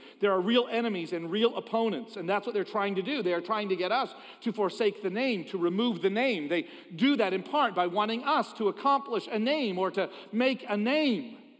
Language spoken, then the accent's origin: English; Philadelphia, Pennsylvania, United States; I am from Philadelphia. But my Savior is not. He is from Bethlehem.